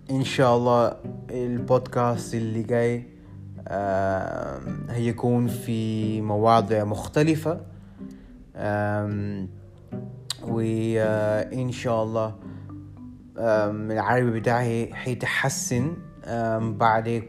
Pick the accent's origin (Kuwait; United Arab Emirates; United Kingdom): United Kingdom; London; born there; Arabic is a second language; انا عندي 22 سنه انا مولود في انجلترا في لندن لكن اصلي اصلي مش انجليزي مامتي هي من باكستان وبابايا من الهند